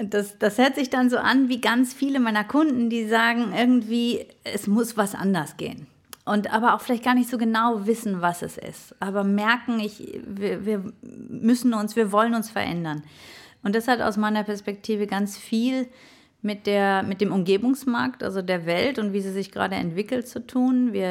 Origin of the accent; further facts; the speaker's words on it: North Rhine-Westphalia, Germany; Der erste ist vielleicht, ich komme aus dem Ruhrgebiet und ähm, im Ruhrgebiet äh, wird man sehr hands-on sozialisiert.